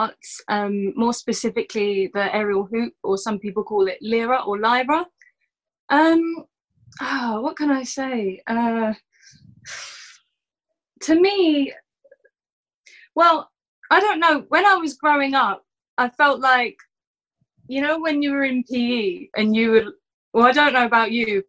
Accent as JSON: {"language": "English", "region": "London", "country": "United Kingdom", "tie": "born or raised there", "said": "I'm a Southeast Londoner. Sort of Woolwich, born and bred."}